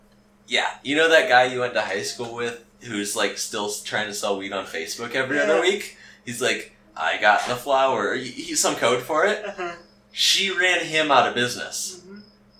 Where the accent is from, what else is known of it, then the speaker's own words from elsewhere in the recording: United States; I'm an American.